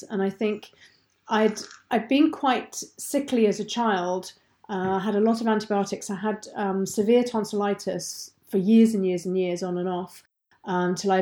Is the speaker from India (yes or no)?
no; England, United Kingdom; moved away as an adult; now in Deeside, Scotland; I'm not Scottish. I'm very English